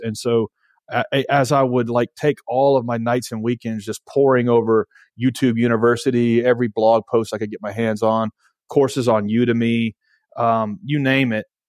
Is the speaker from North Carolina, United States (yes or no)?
no; Nashville, Tennessee, United States; I'm from Nashville, Tennessee